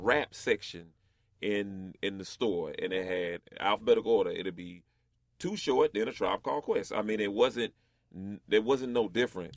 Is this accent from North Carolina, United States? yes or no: yes; North Carolina, United States; I grew up in West Side, North Carolina